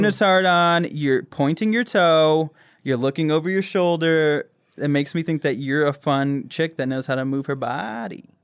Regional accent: Grand Rapids, Michigan, United States; now in Los Angeles, United States; I grew up in Michigan

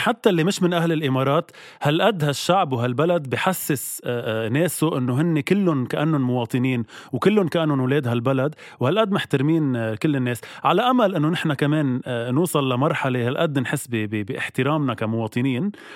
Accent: Lebanon; نحن كشعب لبناني

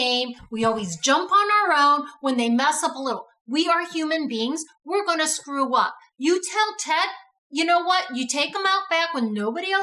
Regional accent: Texas, United States; I'm from Texas

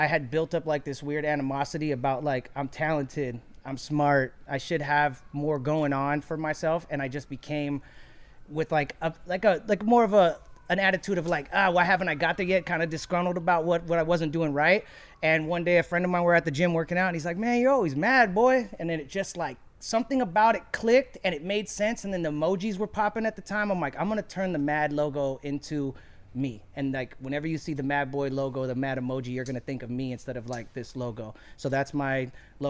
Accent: Anaheim, California, United States; also born or lived in Long Beach, California; we came to Anaheim, and I've been in all over Orange County since then

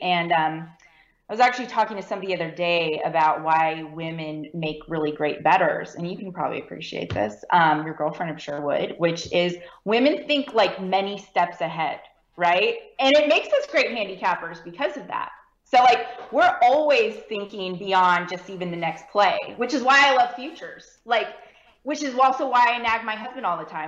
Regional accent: California, United States; now in Texas, United States; I'm actually from California. So, I was born and raised California

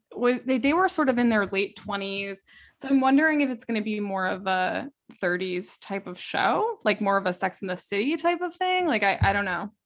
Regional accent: Westchester, New York, United States; growing up in Westchester, New York

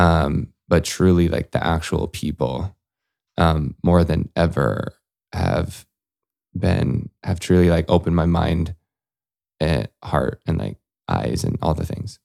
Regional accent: Salt Lake City, Utah, United States; I grew up in Salt Lake City

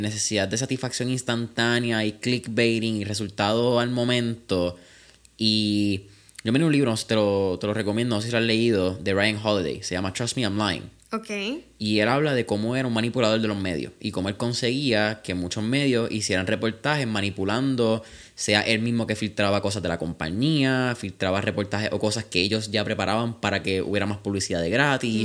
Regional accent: Puerto Rico

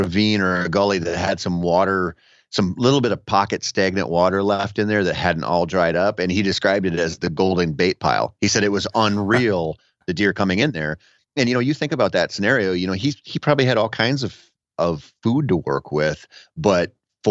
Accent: Minnesota, United States; growing up in Minnesota

